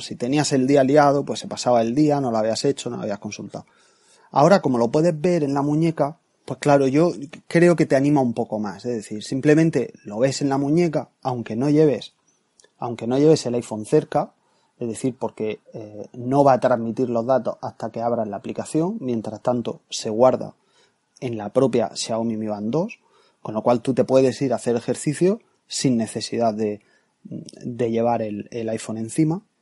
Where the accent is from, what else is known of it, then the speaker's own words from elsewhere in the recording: Murcia, Region of Murcia, Spain; now in Seville, Spain; yo soy de Murcia, aunque no vivo allí, vivo ahora en Sevilla